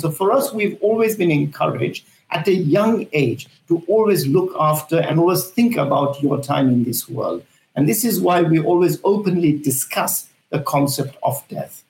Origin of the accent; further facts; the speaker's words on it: Zambia; now in United Kingdom; I'm from Africa, I'm from Zambia, I was born in Zambia and raised there.